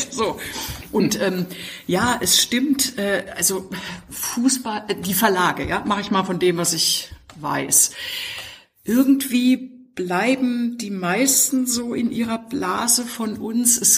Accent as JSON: {"language": "German", "region": "East Germany", "country": "Germany", "tie": "born or raised there", "said": "Also ich, ich bin in der DDR aufgewachsen und da war Sport in der Tat Krieg."}